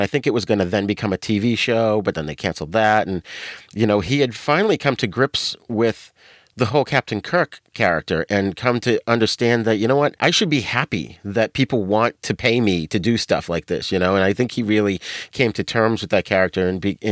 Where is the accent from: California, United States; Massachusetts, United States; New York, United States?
Massachusetts, United States; Boston; accent: New England; I'm from Boston, so I have a New England accent. I don't pronounce my R's.